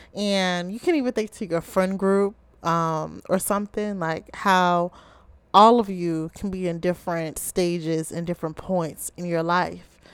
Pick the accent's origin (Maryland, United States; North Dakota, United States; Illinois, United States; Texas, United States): Maryland, United States; Baltimore; I'm from the Charm City, Ravens Nation, or as many of you may call it, Be More, Baltimore, Maryland